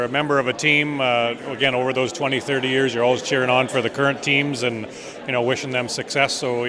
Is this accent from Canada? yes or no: yes; Portage la Prairie, Manitoba, Canada; Portage la Prairie, Manitoba.